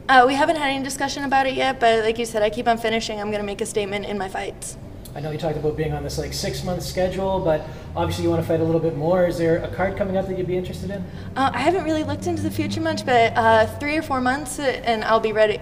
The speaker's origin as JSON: {"language": "English", "country": "Canada", "said": "Canada, my home country"}